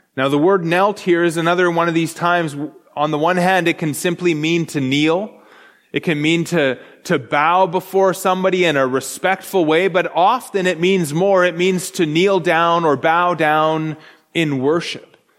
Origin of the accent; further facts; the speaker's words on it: Canada; I'm Canadian